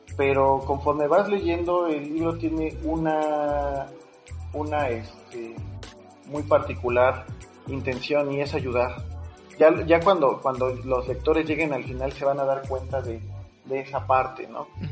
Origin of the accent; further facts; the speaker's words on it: Mexico; como mexicano como paisano